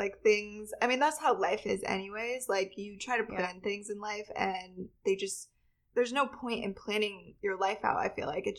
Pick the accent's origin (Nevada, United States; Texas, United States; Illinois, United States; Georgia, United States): Nevada, United States; Reno; moved away as an adult; So I am from Reno, Nevada. So it's a pretty small town. And I grew up there. My family all lives there. I'm like a sixth generation from there.